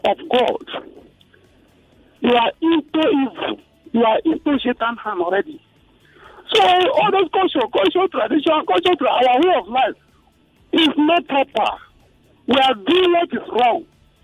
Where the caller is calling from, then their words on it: Lagos, Nigeria; I'm calling from Lekki.